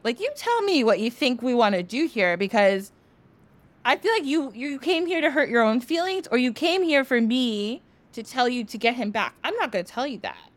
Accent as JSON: {"language": "English", "country": "United States", "tie": "born or raised there", "said": "I was born in the United States"}